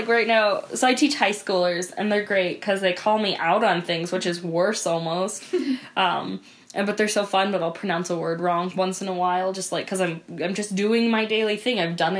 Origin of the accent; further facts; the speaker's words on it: Helena, Montana, United States; now in Glasgow, United States; So I grew up in Helena